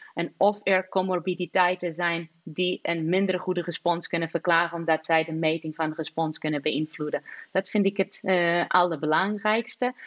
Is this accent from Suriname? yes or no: no; Lisbon, Portugal; now in Maastricht, Netherlands; Lissabon zal altijd de stad zijn waar ik geboren ben en zal altijd een beetje als thuis voelen.